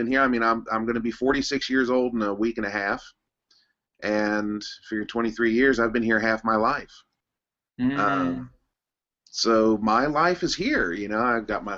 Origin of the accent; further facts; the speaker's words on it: Cincinnati, Ohio, United States; moved away as an adult; also born or lived in Northern Kentucky; now in Japan; I am originally from Cincinnati, Ohio. I grew up in Cincinnati